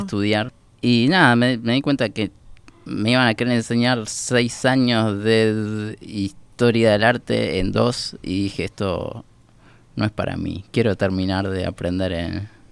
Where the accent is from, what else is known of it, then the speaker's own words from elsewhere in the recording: Montevideo, Uruguay; Soy de Montevideo, Uruguay. Nací en algún momento de las 20 horas